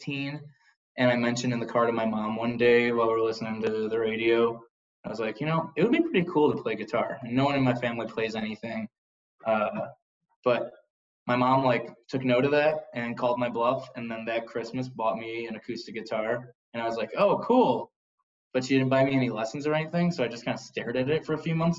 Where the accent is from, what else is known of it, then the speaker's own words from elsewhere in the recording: Chicago, Illinois, United States; our area on the south side of Chicago